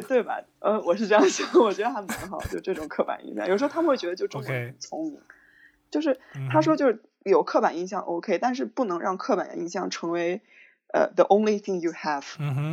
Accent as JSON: {"language": "Chinese", "region": "Shanxi", "country": "China", "said": "我们山西人的“乐”这种感觉"}